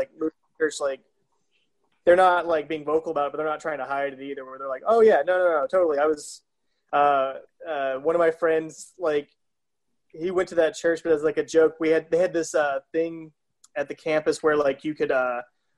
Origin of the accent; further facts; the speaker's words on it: South Carolina, United States; moved away; born and raised in South Carolina.